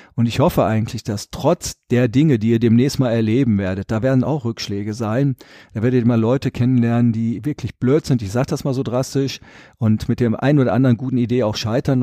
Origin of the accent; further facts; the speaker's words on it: Rietberg, North Rhine-Westphalia, Germany; also born or lived in Düsseldorf; das ist meine Heimat und ich bin der Vertreter dieser Region und in Riedberg habe ich auch mein Haus